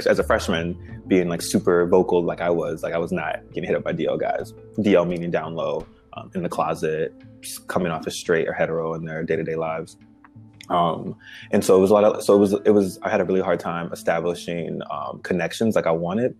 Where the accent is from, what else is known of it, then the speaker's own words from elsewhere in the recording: Chicago, Illinois, United States; I grew up in Chicago, two-parent household